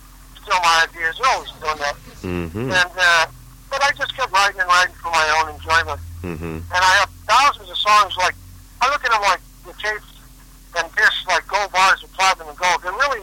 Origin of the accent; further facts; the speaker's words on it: San Jose, California, United States; also born or lived in Düsseldorf, Germany; I was born in Düsseldorf, came to this country about 4 or 5 years old. And moved to California, the San Jose area, and was born and raised in Silicon Valley